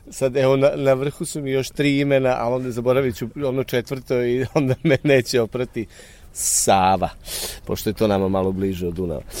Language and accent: Croatian; Ruma, Vojvodina, Serbia; moved away; to jeste moj rodni grad i sad o, o njemu mogu uvek najlepše da pričam, ali Ruma je jedan grad koji ima 30.000 stanovnika. Ruma je grad koji nema profesionalno pozorište. Mislim da e, Ruma ima tu jaku amatersku scenu.